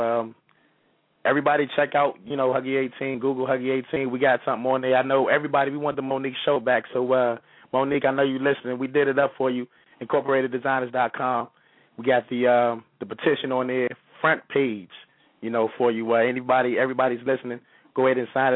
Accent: Chicago, Illinois, United States; also born or lived in Monroe, Louisiana; I'm from Chicago, Illinois, by way of Monroe, Louisiana

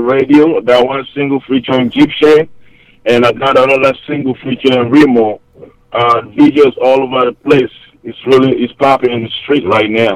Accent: Hamburg, Germany; moved away as an adult; also born or lived in Cameroon; now in United States; I'm originally from Cameroon, 237 Stand Up. That's the middle part of West Africa, close to Nigeria. Then I moved to Germany at a young age

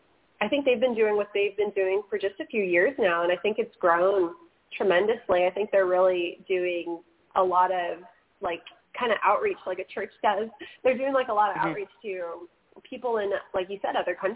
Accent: California, United States; I'm from California

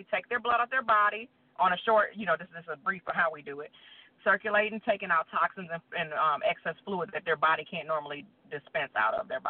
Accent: Rockford, Illinois, United States; now in Alabama, United States; I'm originally from Rockford, Illinois, and I live in Alabama at this time

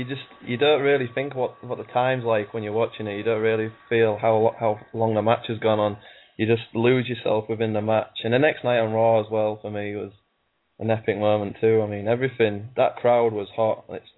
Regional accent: England, United Kingdom; I'm from England, UK, United Kingdom

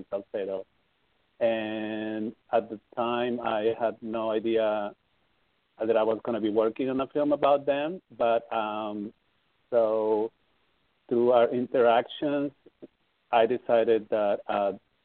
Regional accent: Peru; also born or lived in Amsterdam; now in Los Angeles, United States; I'm from Peru. So I went to my country

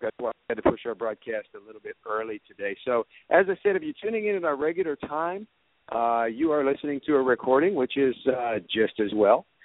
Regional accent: Georgia, United States; here in my home state

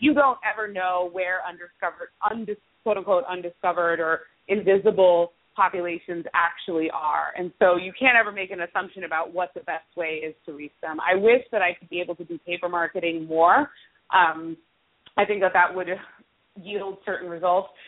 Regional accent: New York City, New York, United States; moved away as an adult; now in Pittsburgh, United States; I'm a Latina from Brooklyn

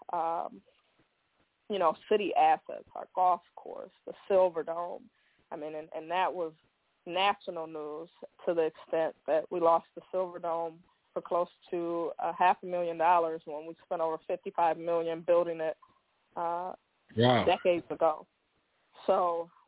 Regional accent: Pontiac, Michigan, United States; as a young person growing up in Pontiac

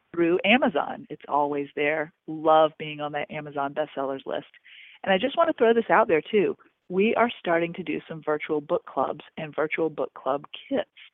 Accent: Augusta, United States; moved away; my hometown of Augusta

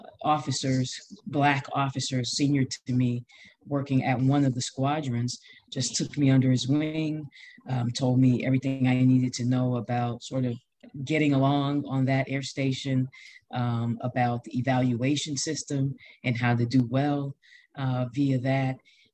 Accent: United States; I am Black American. So that definitely has happened and still happens.

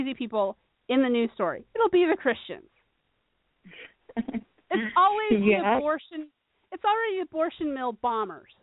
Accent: Phoenix, Arizona, United States; I'm from Phoenix

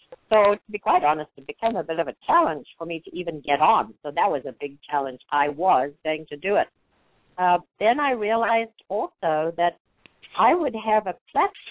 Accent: South Africa; now in United States; We live in the most amazing country. I'm from South Africa, which was pretty restricted for a lot of our people there

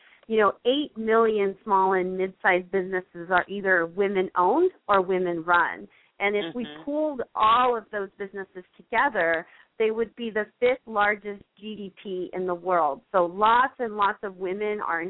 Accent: San Mateo, California, United States; now in Southern California, United States; I'm actually originally from the Bay Area, so I grew up in a town called San Mateo

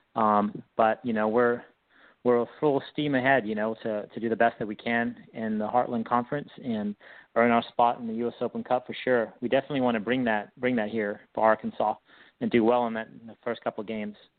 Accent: South Africa; moved away as an adult; also born or lived in Whitehall, United States; now in United States; I grew up in South Africa.

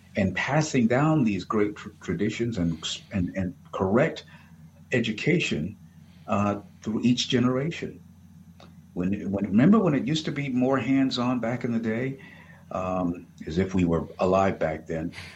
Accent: United States; as an American

